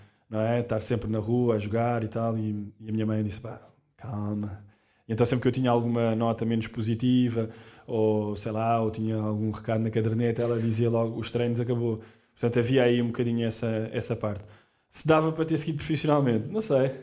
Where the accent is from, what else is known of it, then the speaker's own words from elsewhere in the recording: Portugal; Nós, nós somos portugueses, portanto, logo desde muito novos na escola